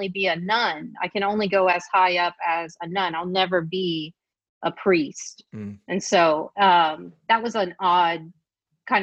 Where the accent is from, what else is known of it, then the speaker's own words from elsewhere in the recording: South Louisiana, United States; I'm Cajun French, and most of us are Catholics there in Louisiana, in South Louisiana